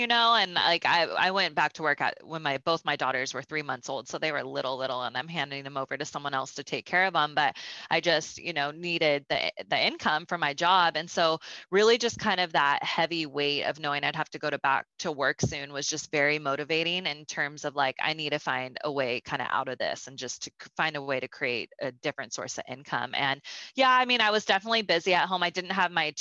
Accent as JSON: {"language": "English", "town": "Sacramento", "region": "California", "country": "United States", "tie": "born or raised there", "said": "I grew up in Northern California in Sacramento"}